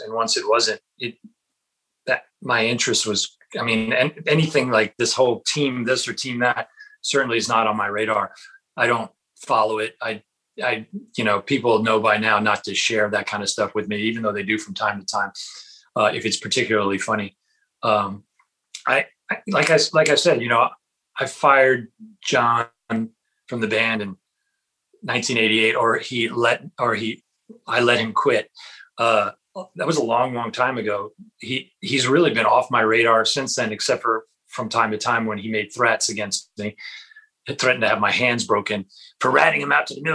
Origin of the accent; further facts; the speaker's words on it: New York City, New York, United States; I was growing up in the Bronx